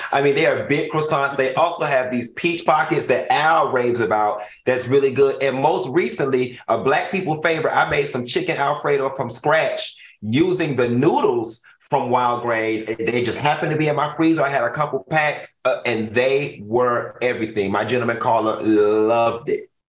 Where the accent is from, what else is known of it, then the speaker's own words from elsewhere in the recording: Miami, Florida, United States; I'm from Miami. We we in Miami, we got this culture